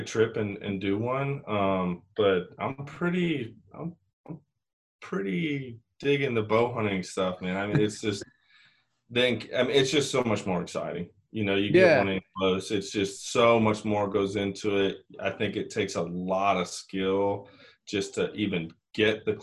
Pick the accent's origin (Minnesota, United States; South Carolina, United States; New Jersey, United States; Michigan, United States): Michigan, United States; now in Tennessee, United States; I'm in Tennessee. I didn't always grow up here. I was a transplant. I grew up in Michigan